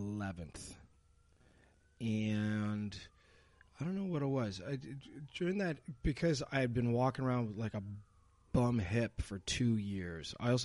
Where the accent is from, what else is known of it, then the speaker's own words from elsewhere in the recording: Montreal, Quebec, Canada; also born or lived in New York City, United States; I was born in Montreal